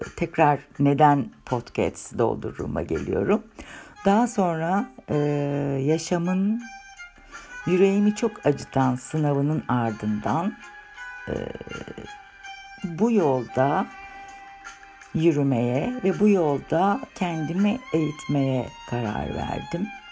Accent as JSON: {"language": "Turkish", "region": "Istanbul", "country": "Turkey", "tie": "born or raised there", "said": "1963 İstanbul doğumluyum"}